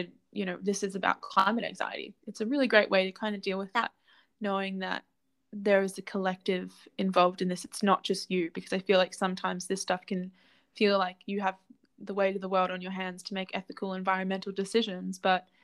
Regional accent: Currumbin, Queensland, Australia; I grew up in Currumbin

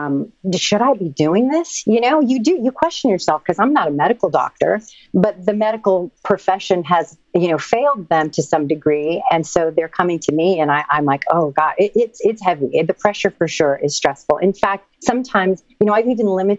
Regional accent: Santa Fe, New Mexico, United States; now in Venice, United States; From New Mexico. I'm from Santa Fe.

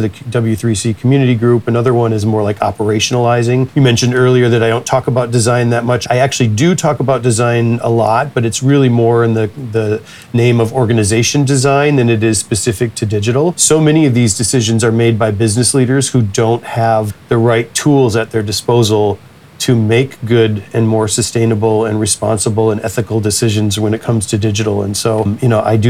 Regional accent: United States; as an American

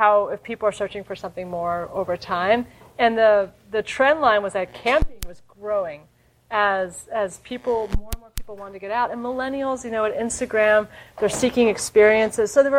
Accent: New York, United States; I'm a New Yorker

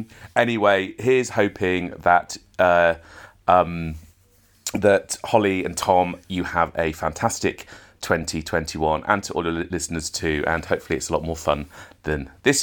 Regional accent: Splott, Wales, United Kingdom; I'm from Splot. Don't mess with me.

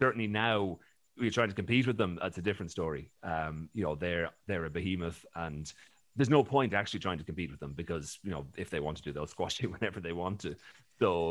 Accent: Ireland; also born or lived in Scotland; growing up in Ireland

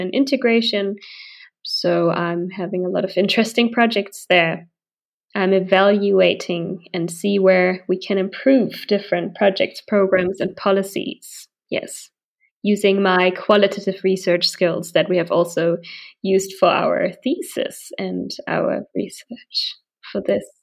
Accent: Berlin, Germany; I live and I'm from Berlin

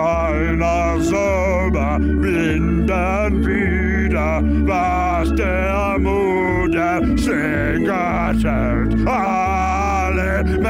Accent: Jamal Bowman's district, New York, United States; Democratic Congressman Jamal Bowman, who represents my hometown

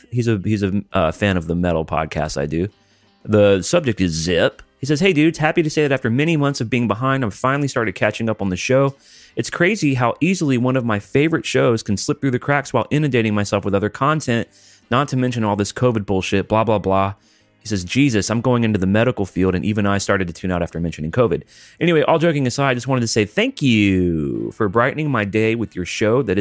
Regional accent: Alabama, United States; now in Texas, United States; I'm from Alabama

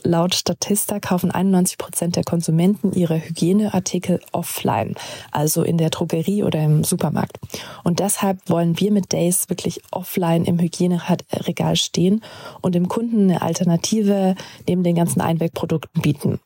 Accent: Germany; Jonas und ich kommen aus Deutschland

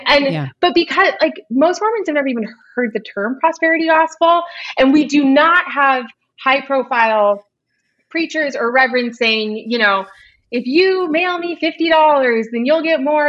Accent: Orange County, Southern California, United States; I grew up in Orange County

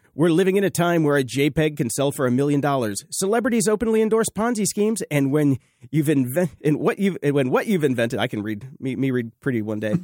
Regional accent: the South, United States; I grew up in the South

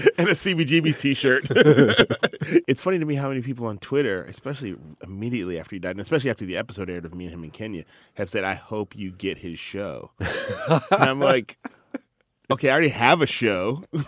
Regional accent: Chicago, Illinois, United States; I'm from Chicago, went to high school in Chicago

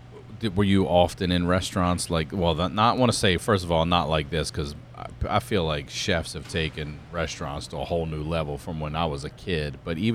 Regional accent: East Coast, United States; moved away; I'm from the East Coast

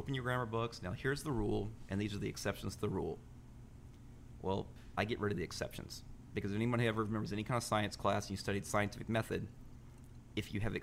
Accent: Alexandria, Louisiana, United States; moved away as an adult; now in New Orleans, United States; I'm from Alexandria, Louisiana. It's about 2.5 hours from here

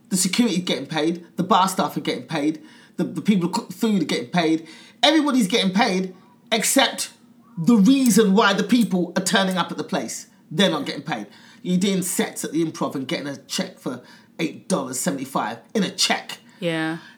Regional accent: England, United Kingdom; Yes, I'm coming from England as a pretty well known comic.

